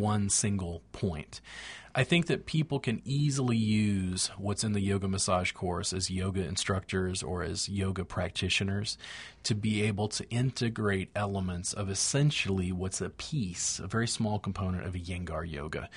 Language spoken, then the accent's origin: English; United States; I'm an American